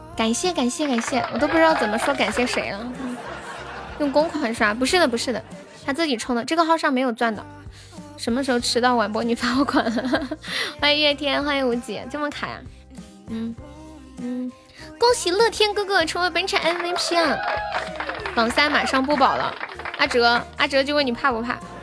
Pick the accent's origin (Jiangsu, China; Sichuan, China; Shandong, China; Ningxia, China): Sichuan, China; accent: Sichuanese; 我们四川话